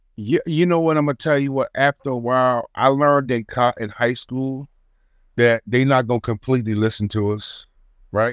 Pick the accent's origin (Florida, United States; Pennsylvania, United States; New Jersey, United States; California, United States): New Jersey, United States; Trenton; I'm from Trenton, New Jersey